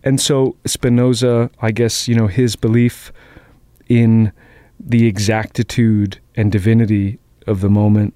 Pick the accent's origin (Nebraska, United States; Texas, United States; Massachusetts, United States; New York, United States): Massachusetts, United States; Boston; I grew up in Jamaica Plain